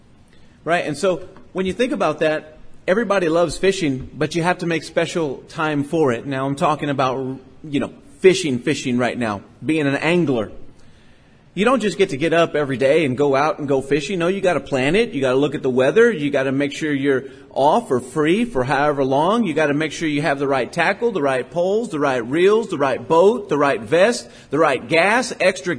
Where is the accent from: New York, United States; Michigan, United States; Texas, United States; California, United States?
Texas, United States; Port Lavaca; I grew up in Port Lavaca, Texas, and everybody goes fishing